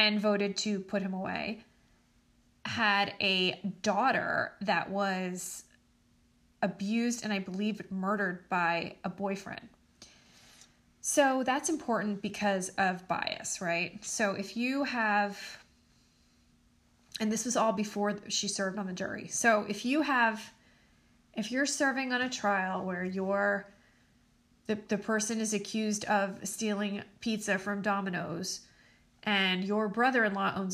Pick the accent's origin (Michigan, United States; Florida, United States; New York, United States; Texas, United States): New York, United States; the New York area, United States; I'm from the New York area